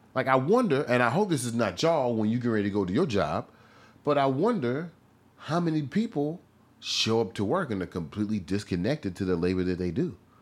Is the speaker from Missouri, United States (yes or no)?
yes; Missouri, United States; when I was growing up in Midwest Missouri